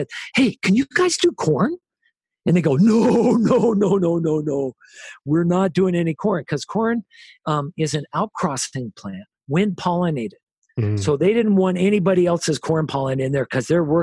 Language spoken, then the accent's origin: English; United States; We're from America